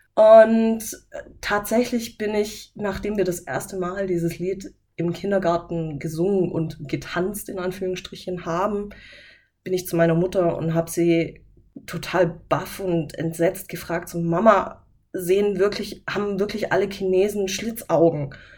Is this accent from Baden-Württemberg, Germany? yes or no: yes; Böblingen, Baden-Württemberg, Germany; Aus Böbling aus dem Kreiskrankenhaus.